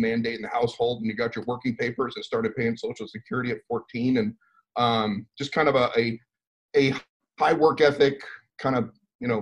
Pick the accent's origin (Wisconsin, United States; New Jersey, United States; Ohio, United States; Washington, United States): New Jersey, United States; also born or lived in Long Island, New York; I grew up mostly in New Jersey. So I was born up in Long Island, New York, and pretty early on moved down and moved around Jersey about six or seven times.